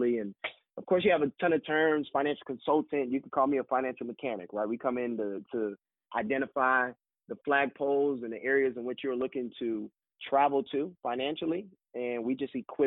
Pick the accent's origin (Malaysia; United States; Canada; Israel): United States; Florida; moved away as an adult; now in Birmingham, United States; growing up in the U.S., growing up in Florida